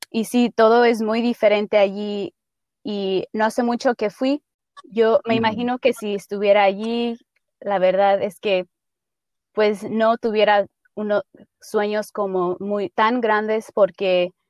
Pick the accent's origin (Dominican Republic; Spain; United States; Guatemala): United States; Idaho; moved away as an adult; also born or lived in Dolores Hidalgo, Guanajuato, Mexico / Pocatello, Idaho; now in Oregon, United States; vinimos a Idaho cuando yo tenía unos cuatro años y crecí en Idaho